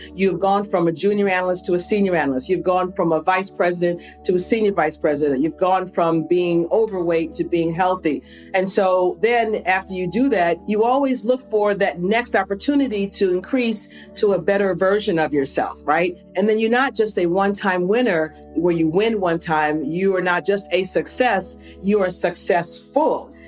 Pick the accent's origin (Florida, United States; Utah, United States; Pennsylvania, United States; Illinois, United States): Illinois, United States; Phoenix; I was born and raised in a small town right south of Chicago. It's called Phoenix, Illinois.